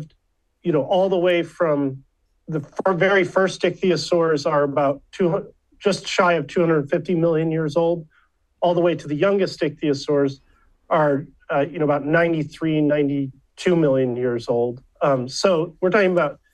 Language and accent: English; Chicago suburbs, Illinois, United States; moved away; also born or lived in Flagstaff, Arizona / Berkeley, California; I grew up in the Chicago suburbs